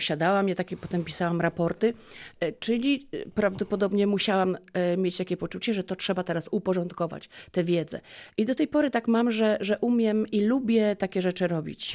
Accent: Lubin, Lower Silesian Voivodeship, Poland; also born or lived in Polkowice / Głogów / Legnica; urodziłam się w Polkowicach, mhm. E, w Lubinie szkoła podstawowa

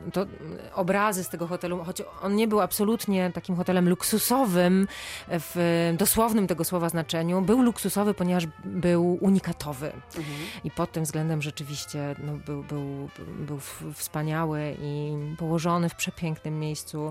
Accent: Silesian Voivodeship, Poland; now in Warsaw, Poland; ja absolutnie nie jestem warszawianką, jestem ślązaczką, mhm. E, ale z, z, z, górnego Śląska, trochę bardziej na wschód.

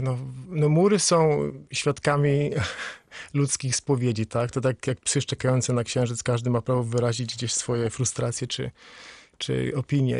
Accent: Świebodzice, Lower Silesian Voivodeship, Poland; now in Wales, United Kingdom; do domu, w którym się urodziłem, w Siebodzicach

